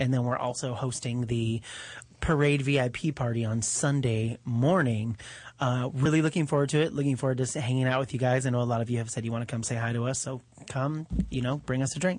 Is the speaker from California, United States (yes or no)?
yes; Los Angeles, California, United States; You and I are LA natives. Born and raised here.